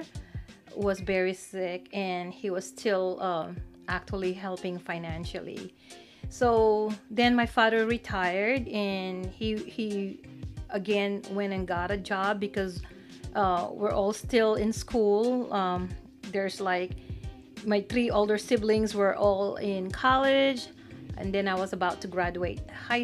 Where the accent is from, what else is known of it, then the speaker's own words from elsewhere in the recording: Mabalacat, Central Luzon, Philippines; English is a second language; moved away as an adult; also born or lived in Izmir, Turkey; now in United States; I was born in the Philippines. I'm from the Luzon Island, province of Pampanga, the old Mabalacat city. I grew up with both my parents